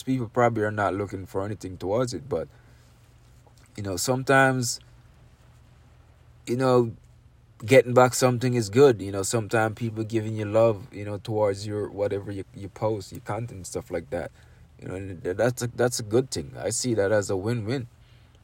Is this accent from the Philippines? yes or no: no; Jamaica; I'm from Jamaica. I'm from a third world country